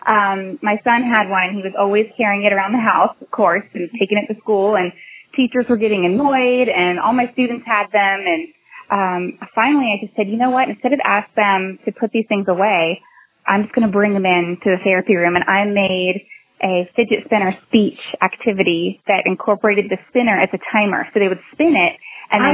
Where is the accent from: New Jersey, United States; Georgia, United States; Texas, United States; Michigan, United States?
Georgia, United States; just north of Atlanta; I'm from Georgia. I've lived just north of Atlanta my whole life